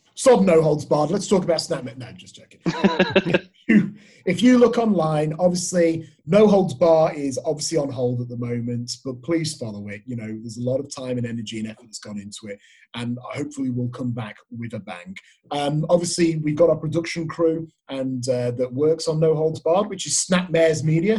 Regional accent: England, United Kingdom; moved away as an adult; now in Australia; I'm from England

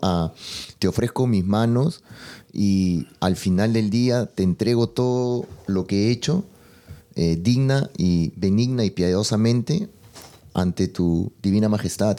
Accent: Peru; yo que soy de Perú

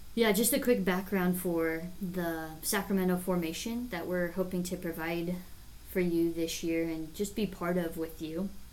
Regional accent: David City, Nebraska, United States; I grew up in David City, Nebraska

